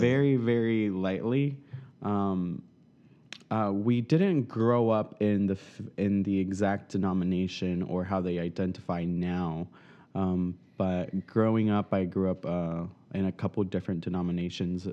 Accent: South Florida, United States; moved away; I'm from South Florida

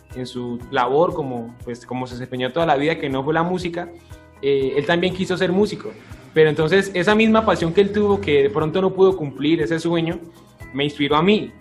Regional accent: Florida, Valle del Cauca, Colombia; also born or lived in Palmira, Colombia; yo soy eh, de natalidad palmireña, realmente, pero yo me siento floridano, a mí me preguntan de dónde soy, yo soy de Florida. Eh, me crié desde muy chiquito en el barrio El Fajardo

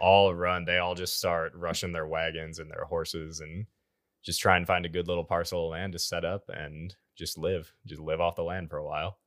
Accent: Iowa, United States; now in Oklahoma, United States; I'm from Iowa

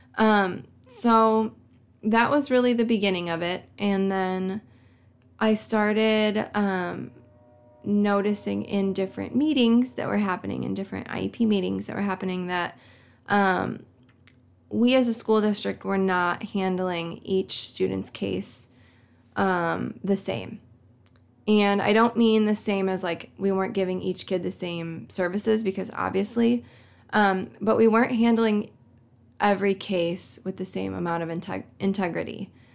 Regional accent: Coal City, Illinois, United States; here in Coal City, Illinois? Like, I love my hometown

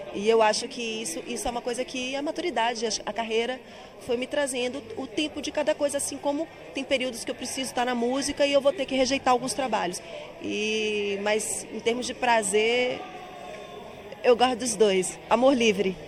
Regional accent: Bahia, Brazil; accent: nordestino; Eu sou nordestina, tenho um sotaque forte, tenho esse negócio que tem que neutralizar o sotaque, que o Sudeste pede pra gente mas eu sou bastante baiana

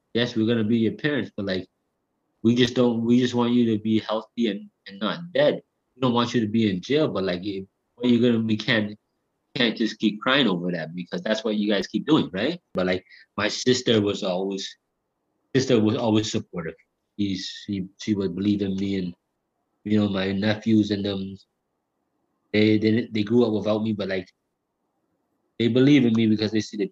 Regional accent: Hamilton, Ontario, Canada; I'm from the East End of Hamilton, so like in the East End, like when I was growing up

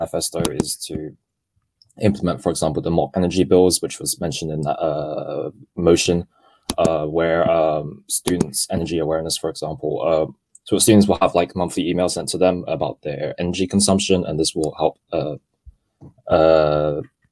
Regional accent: Hong Kong; moved away; I am part British, but I come from Hong Kong

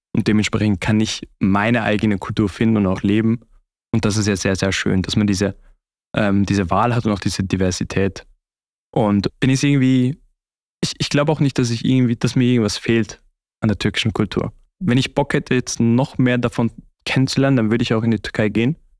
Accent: Austria; moved away as an adult; now in Switzerland; zu Hause wäre das wirklich bei meiner Familie in äh, Österreich

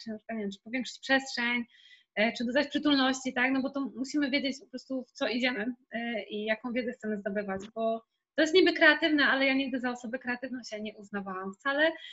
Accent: Zielona Góra, Lubusz Voivodeship, Poland; now in Kraków, Poland; mieszkam w Krakowie, pochodzę z Zielonej Góry

